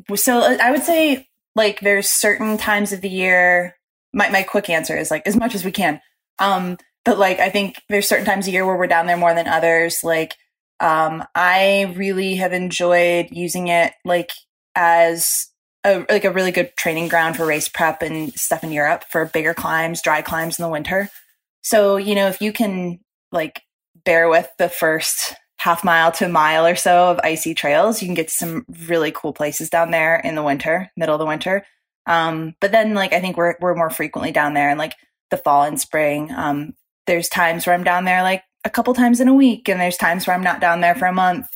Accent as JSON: {"language": "English", "town": "Chicago", "region": "Illinois", "country": "United States", "tie": "born or raised there", "moved": "yes", "said": "growing up in Chicago"}